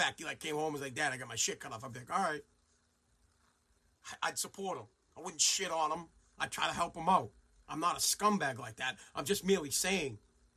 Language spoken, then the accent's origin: English; United States; us as the American people